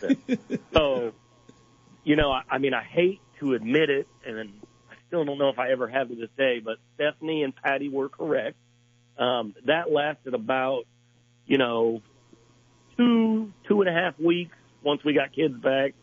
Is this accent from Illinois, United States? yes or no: yes; Clinton, Illinois, United States; moved away as an adult; now in Decatur, United States; I live in Decatur now. Born and raised in Clinton